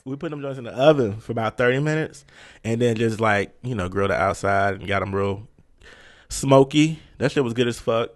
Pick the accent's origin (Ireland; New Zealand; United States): United States; Virginia; we're both from Virginia